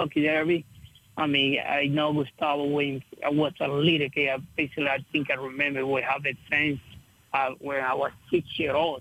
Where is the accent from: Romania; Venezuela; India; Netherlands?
Venezuela; now in United States; I'm from Venezuela